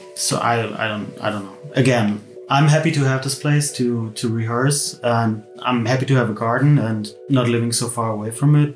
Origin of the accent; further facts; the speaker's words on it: Berlin, Germany; I'm from Berlin, born and raised